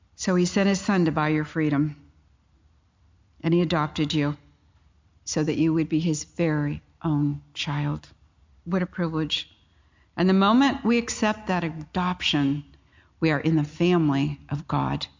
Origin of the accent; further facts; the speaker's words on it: California, United States; I come from California